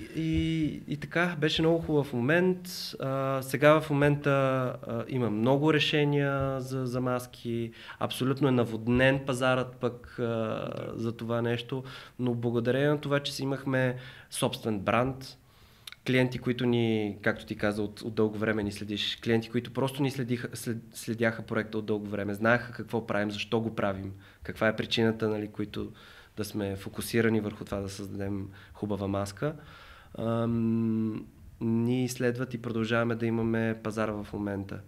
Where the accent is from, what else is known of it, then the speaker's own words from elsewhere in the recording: Bulgaria; съм от България